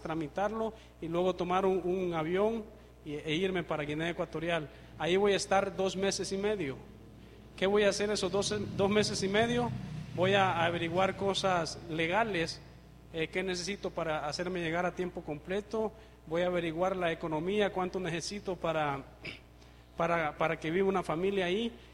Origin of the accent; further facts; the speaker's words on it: Honduras; soy de Honduras, el país cinco estrellas